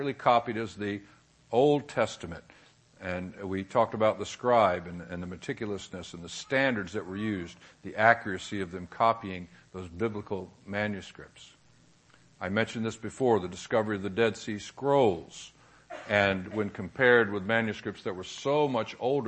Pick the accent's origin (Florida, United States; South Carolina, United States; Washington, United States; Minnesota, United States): Florida, United States; Jacksonville; I was born in Jacksonville, Florida